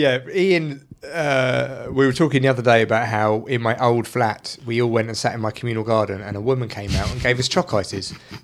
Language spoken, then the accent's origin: English; England, United Kingdom; as an English person